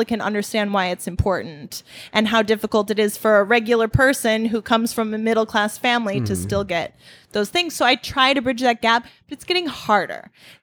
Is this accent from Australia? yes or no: no; Wisconsin, United States; I'm from Wisconsin, and Wisconsin, I would say, is mostly Trump country right now